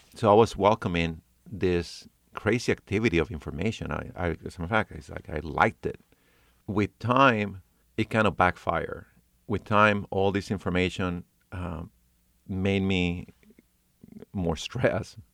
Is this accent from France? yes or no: yes; Paris, Île-de-France, France; also born or lived in New York City / California; now in North Carolina, United States; I was born in Paris, France.